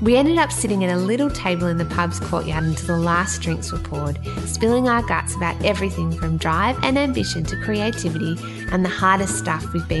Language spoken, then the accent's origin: English; Australia; I'm Australian